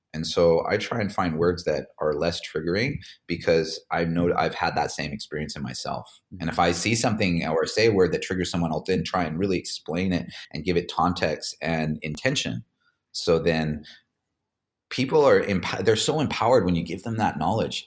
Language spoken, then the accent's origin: English; Hawaii, United States; moved away; also born or lived in Orange County, California; I grew up in Hawaii